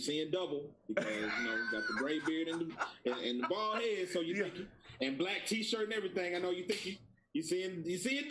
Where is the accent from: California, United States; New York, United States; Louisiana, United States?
Louisiana, United States; Grambling; now in Monroe, United States; I'm from Grambling, Louisiana.